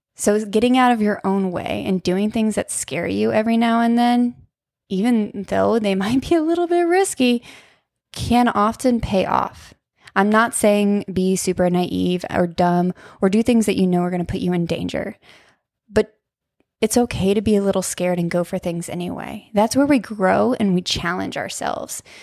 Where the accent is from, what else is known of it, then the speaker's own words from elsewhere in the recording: Ohio, United States; moved away as an adult; also born or lived in Moab, Utah; I grew up in Ohio, but I learned to live in Utah